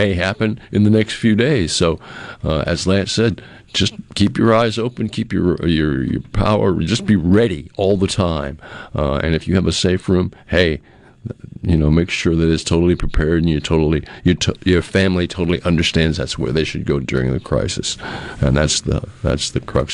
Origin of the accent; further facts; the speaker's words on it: New England, United States; moved away; I grew up in New England where we didn't have to deal a lot with tornadoes